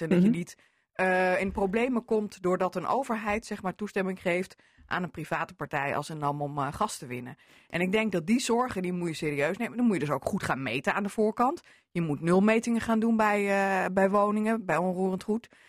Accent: Groningen, Netherlands; vlak over de grens bij ons in Groningen

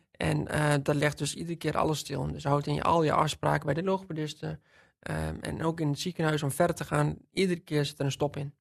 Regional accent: Witteveen, Drenthe, Netherlands; Ik ben opgegroeid in Witteveen

